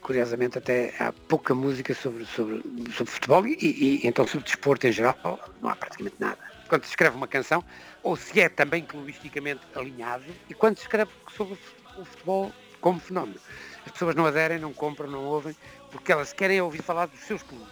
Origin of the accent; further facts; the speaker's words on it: Porto, Norte, Portugal; eu nasci no Porto, é preciso dizer isto. Eu sou portuense